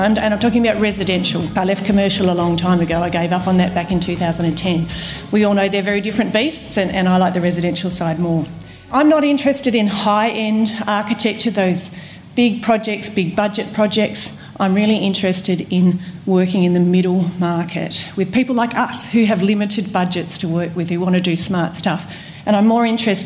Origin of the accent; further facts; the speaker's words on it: Tasmania, Australia; moved away as an adult; also born or lived in Perth / Vancouver / Philippines; now in Canberra, Australia; I grew up in Tasmania, was born in Perth